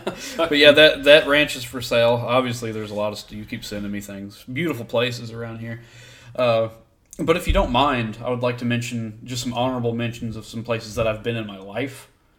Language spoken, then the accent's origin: English; Michigan, United States; we're from there, you know, we're from Michigan.